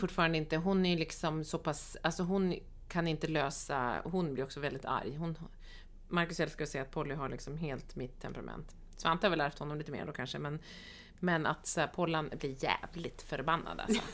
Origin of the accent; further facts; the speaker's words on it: Norrland, Sweden; Anna och jag är norrlänningar båda två